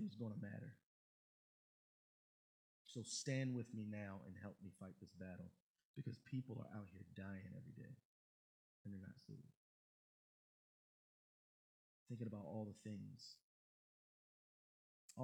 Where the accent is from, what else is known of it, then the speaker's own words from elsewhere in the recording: Baltimore, Maryland, United States; my boys that I grew up with in Baltimore